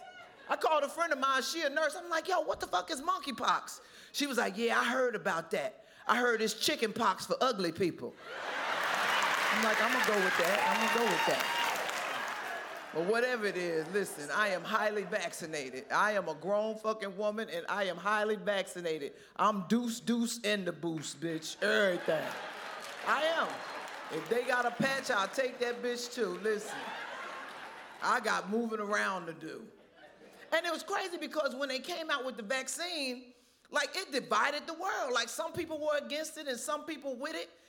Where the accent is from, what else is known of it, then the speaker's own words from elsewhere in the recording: Trenton, New Jersey, United States; I'm from Trenton, New Jersey. And when we were growing up in New Jersey